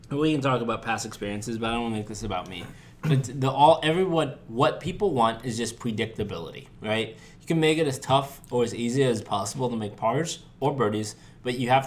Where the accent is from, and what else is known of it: St. Louis, Missouri, United States; born or raised there; now in Los Angeles, United States